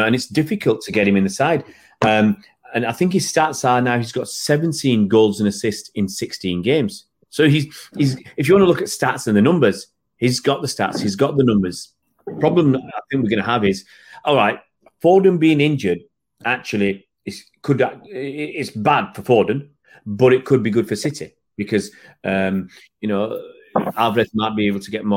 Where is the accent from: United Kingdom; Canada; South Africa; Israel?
United Kingdom; Manchester, North West England; We're from Manchester